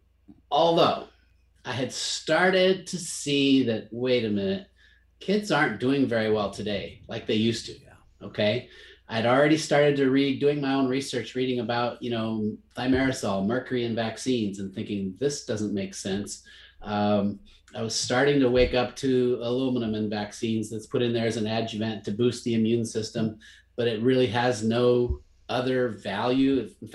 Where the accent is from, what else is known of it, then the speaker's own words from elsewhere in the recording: Zimbabwe; I grew up in Africa, kid of a missionary family in Rhodesia, what's now Zimbabwe.